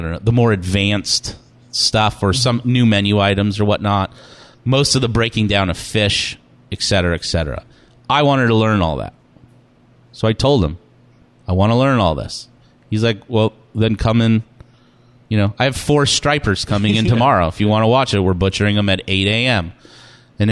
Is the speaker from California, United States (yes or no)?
yes; California, United States; moved away as an adult; now in Maine, United States; I grew up in California. My family are New Yorkers.